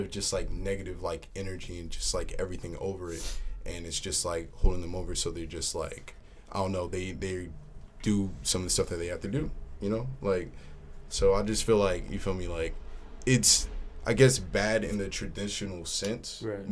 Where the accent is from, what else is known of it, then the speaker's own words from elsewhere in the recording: New Jersey, United States; I'm hailing from Jersey